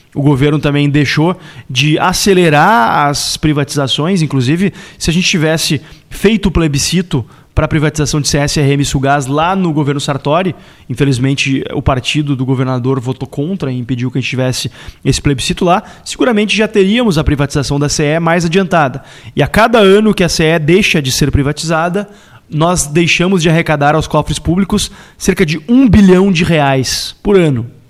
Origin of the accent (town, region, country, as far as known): Porto Alegre, Rio Grande do Sul, Brazil; born or raised there